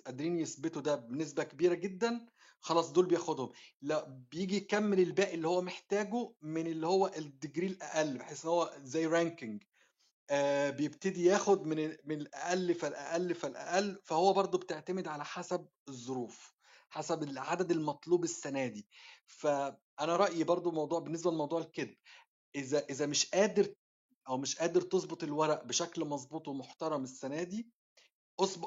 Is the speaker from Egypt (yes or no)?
yes; Egypt; now in Australia; عندنا في مصر